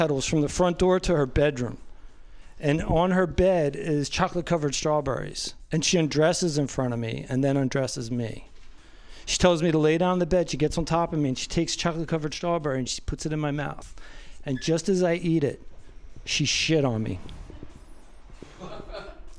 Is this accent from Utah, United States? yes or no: no; New Jersey, United States; I'm from New Jersey.